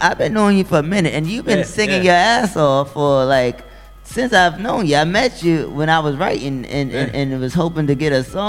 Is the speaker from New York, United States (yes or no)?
yes; Bronx, New York, United States; So listen, I'm from the Bronx too, and I'm just glad to be here.